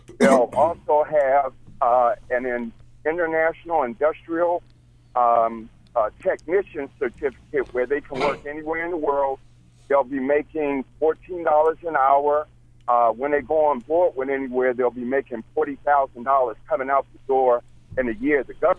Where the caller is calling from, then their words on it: Georgia, United States; I'm calling you from Georgia.